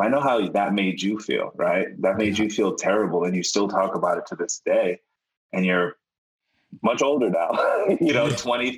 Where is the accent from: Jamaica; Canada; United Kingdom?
Jamaica; I'm Jamaican